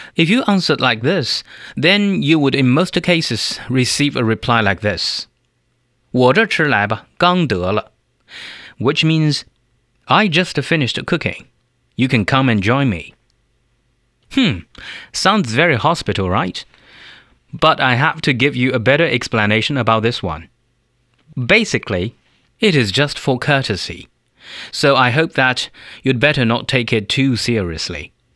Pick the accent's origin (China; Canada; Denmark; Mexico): China; South China; that's said in the local southern dialect because I come from South China.